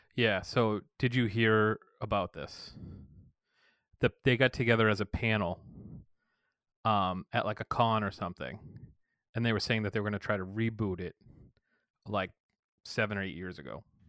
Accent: Massachusetts, United States; moved away; I'm from Massachusetts

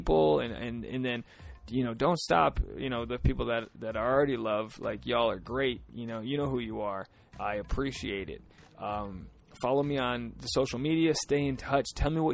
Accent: United States; now in Los Angeles, United States; we're from like an hour away.

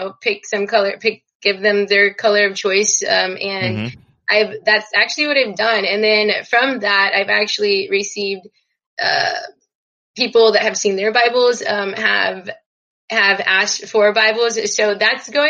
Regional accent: Texas, United States; I'm from Texas

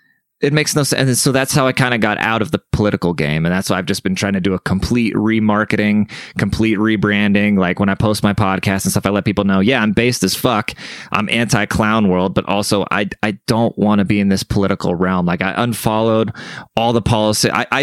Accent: Germany; now in San Antonio, United States; I'm German, right? So I grew up in Germany. My family speaks German and everything, and I've never been around my people, like all besides when I lived in Germany. But as soon as I came to the States, I've never really been around Germans

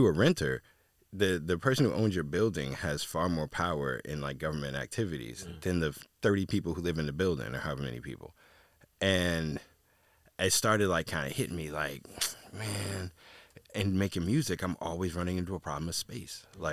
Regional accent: East Coast, United States; I never thought about being out there. I'm from the East Coast.

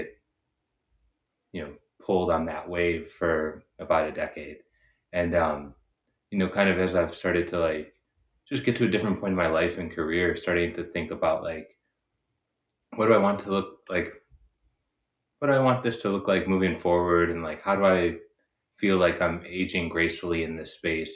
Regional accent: Chicago, Illinois, United States; moved away as an adult; now in Los Angeles, United States; I've been living in Los Angeles, but I'm from Chicago originally

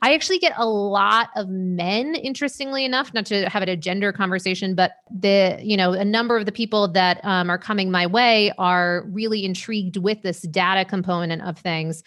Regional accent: Maine, United States; moved away; also born or lived in New York / Las Vegas; I was born in Maine, you know, lived in New York for a bunch of years.

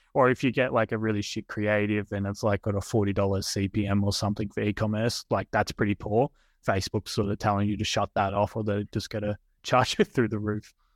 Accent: Australia

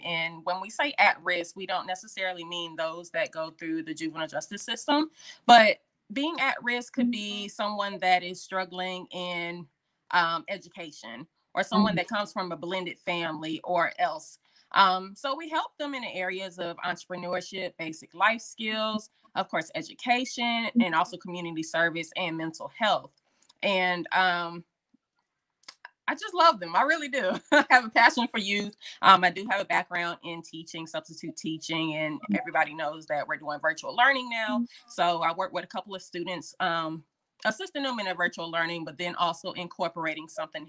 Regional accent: Fayetteville, North Carolina, United States; also born or lived in military bases; Again, I am from Fayetteville, North Carolina. I was a military brat, but North Carolina is home.

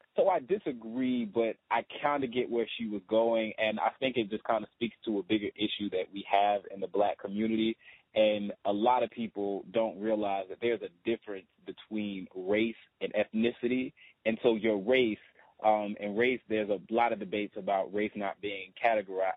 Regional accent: the South, United States; moved away as an adult; being a Southerner, being from the South

